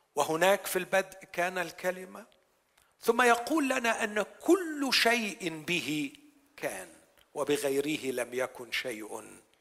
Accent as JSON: {"language": "Arabic", "country": "Egypt", "said": "عندنا في مصر"}